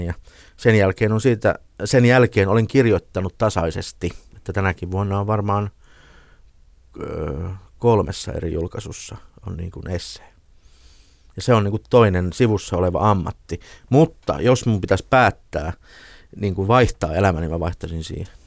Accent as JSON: {"language": "Finnish", "town": "Ilmajoki", "region": "South Ostrobothnia", "country": "Finland", "tie": "born or raised there", "moved": "yes", "said": "kun mä olin nuori poika siellä Ilmajoella, niin mun kotitalon vieressä harjoiteltiin Jaakko Ilkka operaa"}